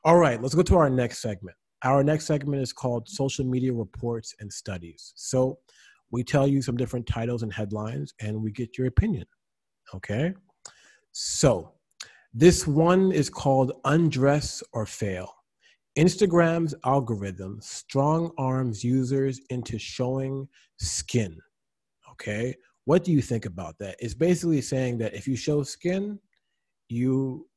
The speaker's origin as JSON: {"language": "English", "country": "United States", "said": "we're both American"}